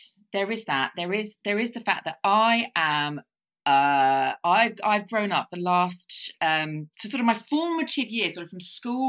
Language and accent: English; Watford, East of England, United Kingdom; I was brought up near in Watford.